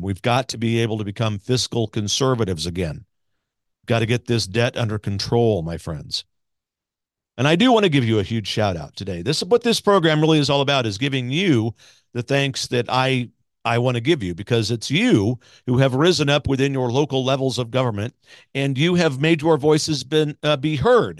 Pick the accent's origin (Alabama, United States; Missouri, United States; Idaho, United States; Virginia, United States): Missouri, United States; Missouri, my home state